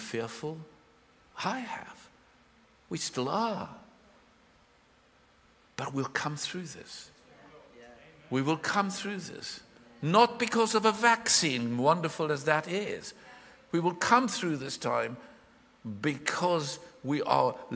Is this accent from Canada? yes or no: no; South Africa; I was born in South Africa